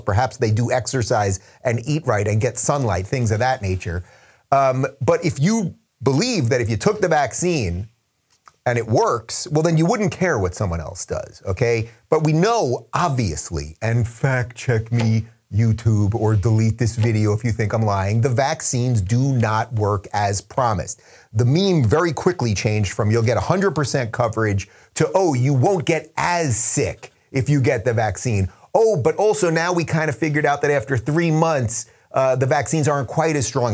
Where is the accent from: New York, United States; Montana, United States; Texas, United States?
New York, United States; Long Island; accent: Long Island; moved away; my Long Island accent